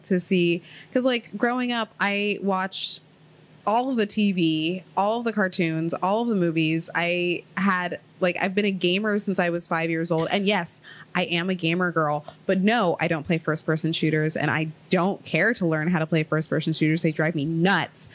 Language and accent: English; Ohio, United States; also born or lived in Queens, New York; now in New York City, United States; I moved to Ohio because I was living with my grandmother